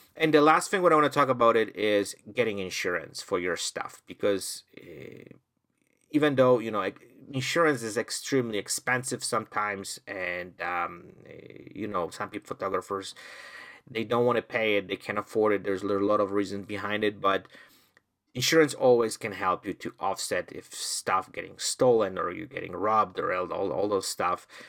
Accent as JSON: {"language": "English", "country": "Poland", "moved": "yes", "lives_now": "Canada", "said": "I'm originally from Poland"}